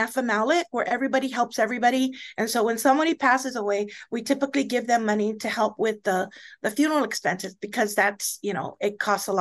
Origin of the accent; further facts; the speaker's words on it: Guam; I was from Guam